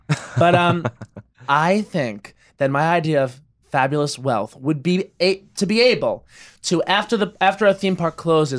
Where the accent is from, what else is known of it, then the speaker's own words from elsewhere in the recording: Long Island, New York, United States; And I'm from Long Island